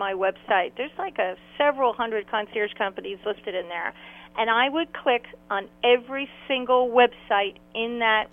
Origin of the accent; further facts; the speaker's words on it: New York City, New York, United States; now in North Carolina, United States; I grew up in New York City